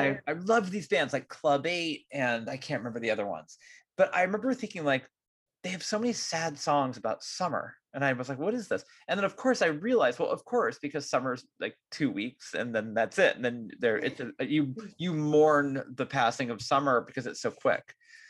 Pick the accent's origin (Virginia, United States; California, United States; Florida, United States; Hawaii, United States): California, United States; I'm such a Californian.